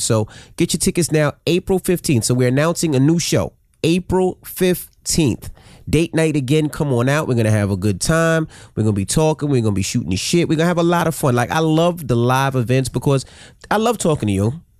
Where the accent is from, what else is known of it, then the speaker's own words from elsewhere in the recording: New York City, New York, United States; we were from Queens